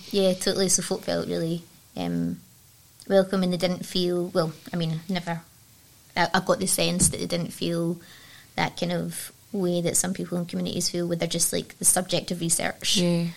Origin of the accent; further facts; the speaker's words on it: Dumbarton, Scotland, United Kingdom; I grew up in Dumbarton